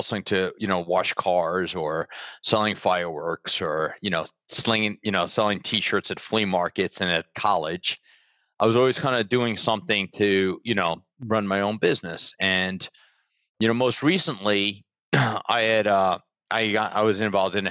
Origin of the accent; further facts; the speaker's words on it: New York City, New York, United States; moved away as an adult; now in Fort Lauderdale, United States; I'm from Brooklyn, New York. But I've been living down here now like over 25 years